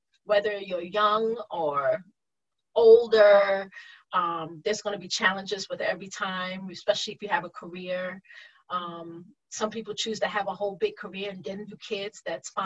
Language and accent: English; New York, United States; moved away; I grew up in New York